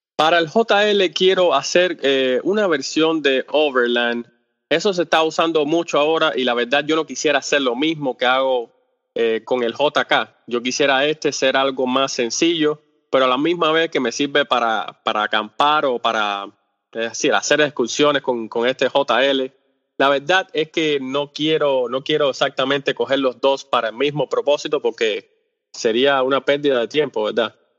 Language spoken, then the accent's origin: Spanish; Cuba; first language Spanish; el español es mi, idioma eh, principal, porque yo soy cubano.